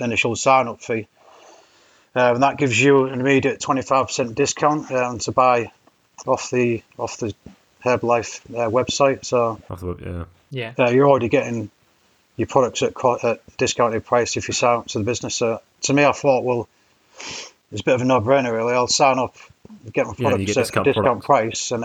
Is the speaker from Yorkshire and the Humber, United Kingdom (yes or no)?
yes; Hull, Yorkshire and the Humber, United Kingdom; moved away as an adult; also born or lived in Cambridge; I'm from Hull initially, so East Yorkshire